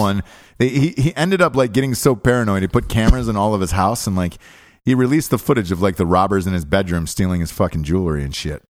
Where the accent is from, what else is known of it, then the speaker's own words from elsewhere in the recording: Georgia, United States; we grew up in Georgia.